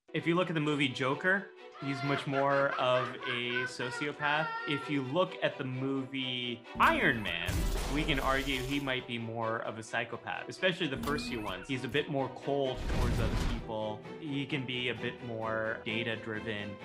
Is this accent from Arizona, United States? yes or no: no; Northern California, United States; I grew up in Northern California